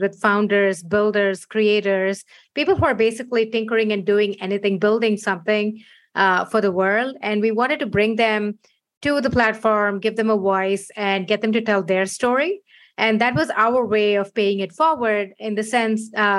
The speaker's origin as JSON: {"language": "English", "country": "India", "tie": "born or raised there", "moved": "as an adult", "lives_now": "San Francisco, United States", "said": "I was born in India, moved here 15 years ago"}